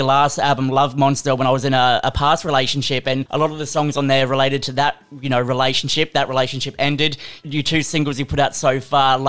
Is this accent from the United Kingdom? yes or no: no; Gold Coast, Queensland, Australia; we're all from the Gold Coast. We all went to Southport High.